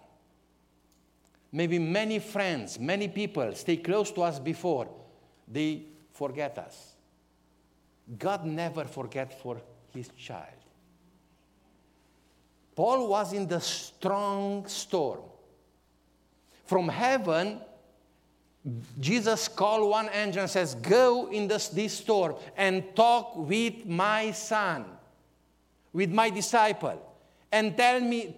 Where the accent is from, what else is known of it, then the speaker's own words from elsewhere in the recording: Romania; English is a second language; My spiritual birthday was in hospital in Brasov, in one town from our country